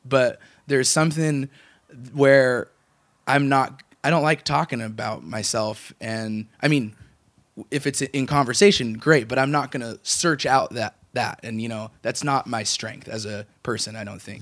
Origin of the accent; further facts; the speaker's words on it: Walla Walla, Washington, United States; moved away as an adult; now in Portland, United States; I'm originally from Walla Walla, Washington